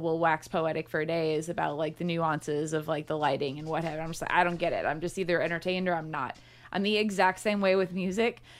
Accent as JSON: {"language": "English", "town": "St. Louis", "region": "Missouri", "country": "United States", "tie": "born or raised there", "moved": "yes", "lives_now": "Louisville, United States", "said": "I'm from Saint Louis where the zoo is free"}